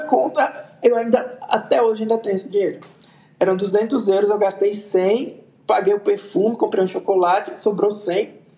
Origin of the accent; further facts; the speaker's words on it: Arapiraca, Alagoas, Brazil; eu sou de Arapiraca, minha mãe é de Arapiraca, minha avó é de Arapiraca, então a gente já nasceu fazendo pose de sítio